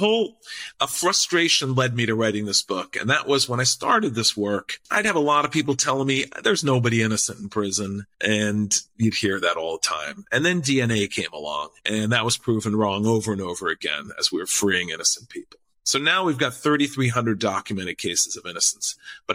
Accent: Puerto Rico; I speak Spanish from growing up in Puerto Rico.

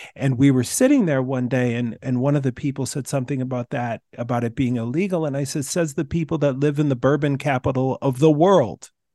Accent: Minnesota, United States; moved away; I moved from Minnesota and started living in states that fought for the, the, the Confederacy rebels.

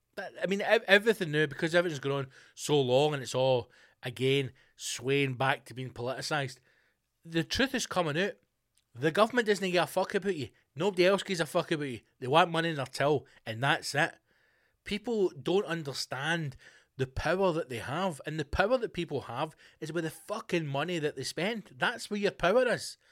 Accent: Scotland, United Kingdom; I'm Scottish

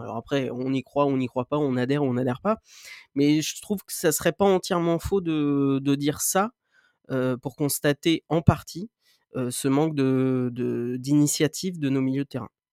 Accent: Normandy, France; je suis normand

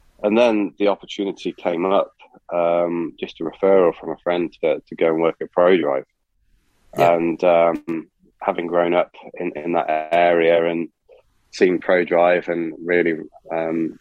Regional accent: United Kingdom; I grew up near Silverstone

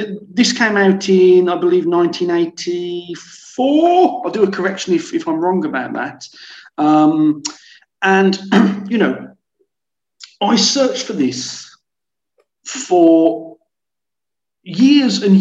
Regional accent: United Kingdom; now in France; I'm British

